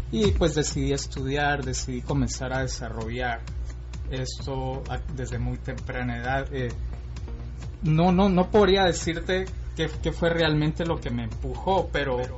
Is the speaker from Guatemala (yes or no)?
yes; Guatemala City, Guatemala Department, Guatemala; Bueno, yo soy guatemalteco